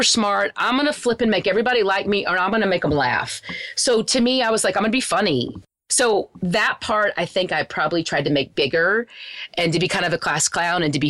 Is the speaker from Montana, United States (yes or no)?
no; Wichita Falls, Texas, United States; where I grew up in Wichita Falls is a very small town.